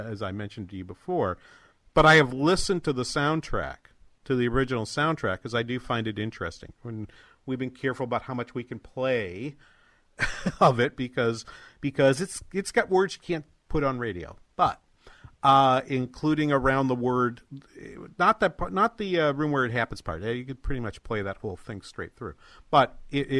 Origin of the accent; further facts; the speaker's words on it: New Hampshire, United States; moved away; my home state, New Hampshire